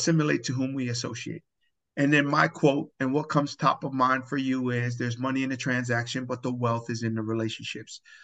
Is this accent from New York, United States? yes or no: no; Pomona, California, United States; now in Elk Grove, United States; I'm from Pomona. I'm Tongan